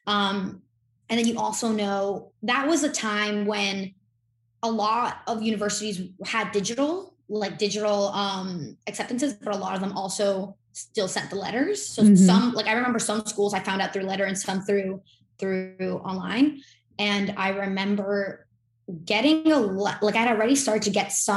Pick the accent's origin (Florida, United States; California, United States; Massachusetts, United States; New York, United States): Florida, United States; Miami; I'm born and raised in Miami, Florida